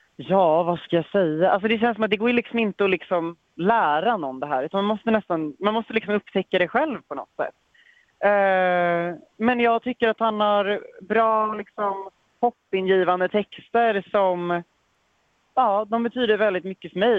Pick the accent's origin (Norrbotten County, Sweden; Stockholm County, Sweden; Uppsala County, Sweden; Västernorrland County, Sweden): Stockholm County, Sweden; Stockholm; moved away as an adult; also born or lived in Nacka Municipality, Sweden; now in Mölndal, Sweden; Stockholm där jag kommer ifrån